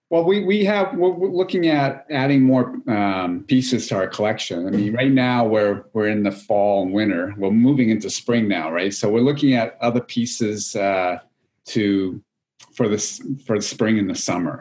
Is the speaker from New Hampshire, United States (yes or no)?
yes; New Hampshire, United States; moved away as an adult; also born or lived in California; I grew up actually in New England, in New Hampshire